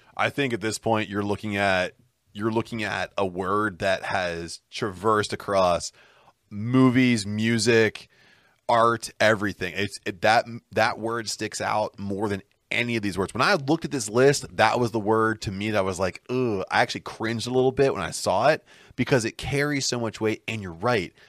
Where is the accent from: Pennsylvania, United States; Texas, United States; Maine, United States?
Pennsylvania, United States; Pittsburgh; we're from Pittsburgh